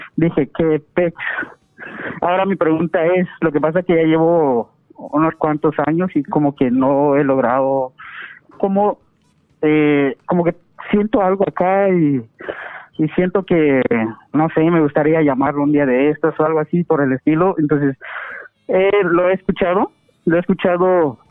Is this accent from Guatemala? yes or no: yes; Guatemala; moved away as an adult; estaba yo allá en mi, en mi país, en Guatemala. Y como dada la situación económica y todo eso, decidí venirme para acá